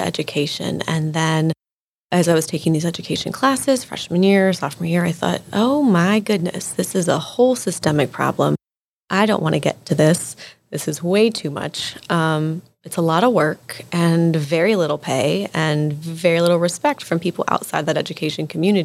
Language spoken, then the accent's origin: English; Pittsburgh, Pennsylvania, United States; moved away as an adult; now in DMV area, United States; I'm from Pittsburgh, Pennsylvania originally